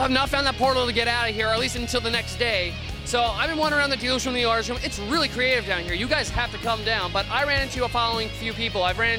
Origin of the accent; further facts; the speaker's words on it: Long Island, New York, United States; I'm from New York, Long Island, that area zone.